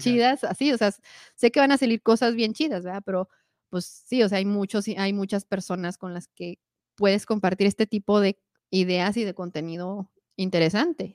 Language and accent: Spanish; Mexico; yo soy mexicana